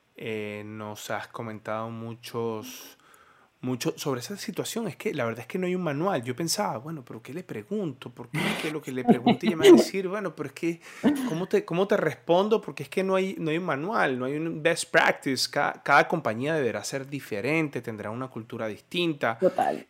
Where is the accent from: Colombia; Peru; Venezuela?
Venezuela; como venezolano